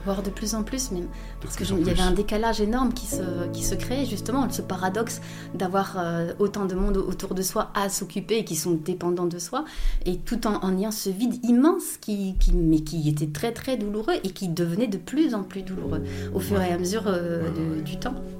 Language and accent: French; Belgium; je suis belge